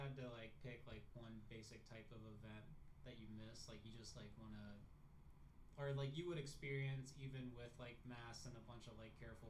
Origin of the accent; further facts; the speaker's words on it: Japan; especially, like, growing up in Japan a little bit, it's just kind of a good way to be.